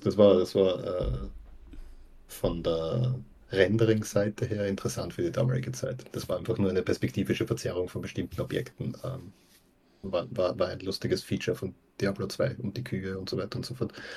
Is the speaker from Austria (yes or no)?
yes; Graz, Styria, Austria; ich komme aus Graz, Österreich. Das ist dort, wo die Leute so komisch reden.